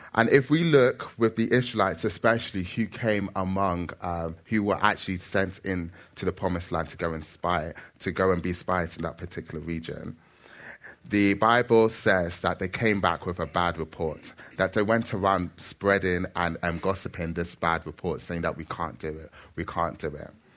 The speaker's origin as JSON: {"language": "English", "country": "Nigeria", "lives_now": "London, United Kingdom", "said": "I am Nigerian"}